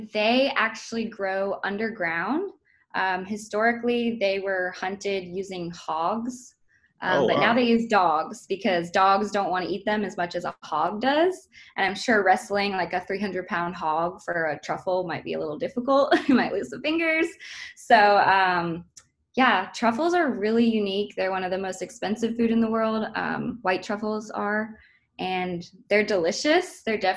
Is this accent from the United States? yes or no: yes; Portland, Maine, United States; we're all from Portland, Maine. Originally, all of my ancestors have been there since forever.